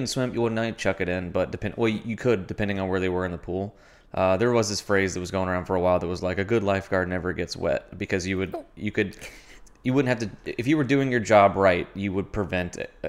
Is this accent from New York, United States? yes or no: no; Kentucky, United States; No, not a beach lifeguard. I grew up in Kentucky.